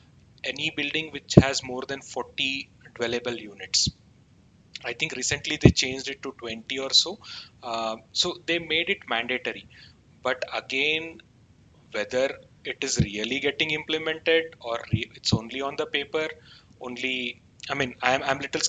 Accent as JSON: {"language": "English", "area": "Uttara Kannada district", "region": "Karnataka", "country": "India", "tie": "born or raised there", "moved": "yes", "lives_now": "Bangalore, India", "said": "my hometown, which is like Uttar Kannada district"}